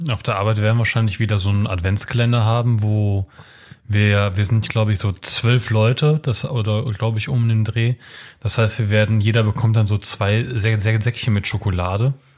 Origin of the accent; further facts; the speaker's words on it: Germany; Ich bin ja auch in Deutschland geboren und nicht in Polen